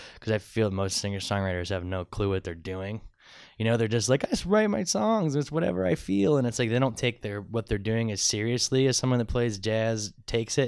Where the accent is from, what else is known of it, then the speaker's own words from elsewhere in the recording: Medina, Ohio, United States; I grew up in Medina, about 45 minutes south of Cleveland, but I'm from Northeast Ohio.